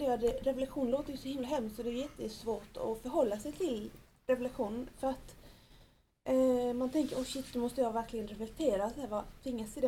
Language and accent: Swedish; Nicaragua; now in Sweden; när jag var liten så var, åt jag ju väldigt bra mat hemma i Nicaragua